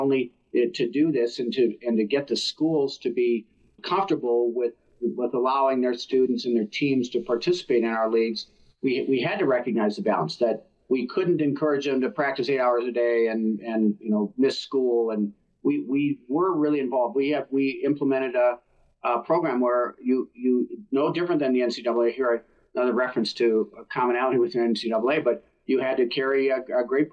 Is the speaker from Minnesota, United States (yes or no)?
yes; Minnesota, United States; I grew up in Minnesota and played hockey growing up.